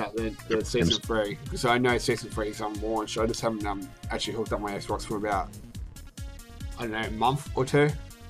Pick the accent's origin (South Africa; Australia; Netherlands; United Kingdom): Australia; my home country of Australia